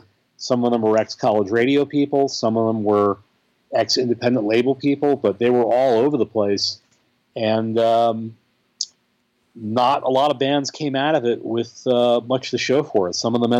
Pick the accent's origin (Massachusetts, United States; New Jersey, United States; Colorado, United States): Massachusetts, United States; Boston; I grew up in the Boston area.